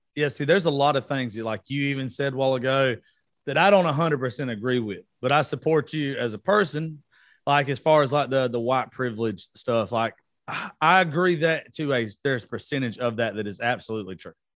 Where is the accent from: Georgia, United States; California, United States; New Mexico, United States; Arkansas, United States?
Georgia, United States; I grew up in Georgia.